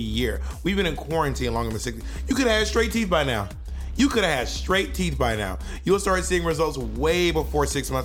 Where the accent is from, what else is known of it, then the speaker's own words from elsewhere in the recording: Atlanta, Georgia, United States; also born or lived in New York City / San Francisco; now in Los Angeles, United States; I'm from Atlanta